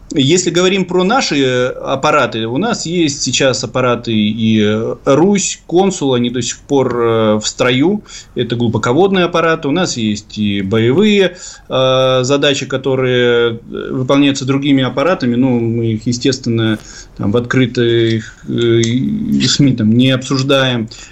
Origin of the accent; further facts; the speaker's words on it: Severodvinsk, Arkhangelsk Oblast, Russia; в моем родном городе Северодвинске